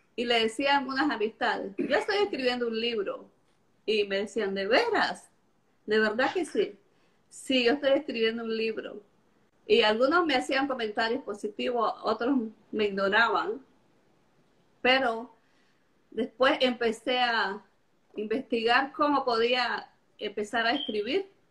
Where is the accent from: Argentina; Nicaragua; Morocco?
Nicaragua; Estelí; moved away as an adult; now in Charlotte, United States; yo soy de Nicaragua. Nací en Estelí, en la ciudad de Estelí, en Nicaragua. Pero vivo en Charlotte, en Carolina del Norte